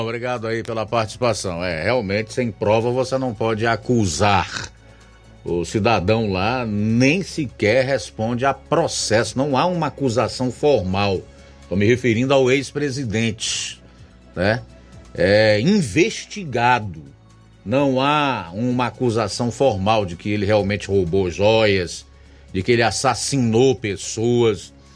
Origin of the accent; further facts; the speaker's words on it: Brazil; brasileiros democratas